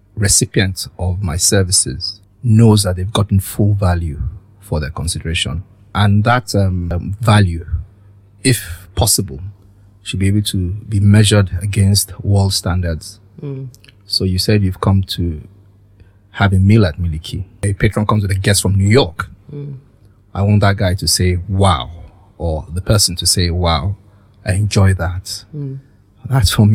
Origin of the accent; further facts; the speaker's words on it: Lagos, Nigeria; also born or lived in London; grew up in a military barracks in Apapa